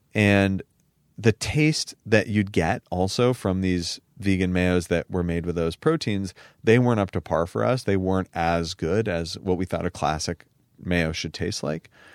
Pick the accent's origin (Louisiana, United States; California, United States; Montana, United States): California, United States; San Francisco; growing up in San Francisco and in Silicon Valley